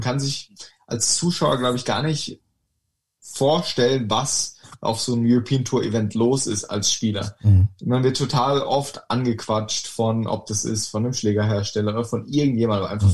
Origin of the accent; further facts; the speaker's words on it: Sandhausen, Baden-Württemberg, Germany; ich ähm, in Sandhausen aufgewachsen bin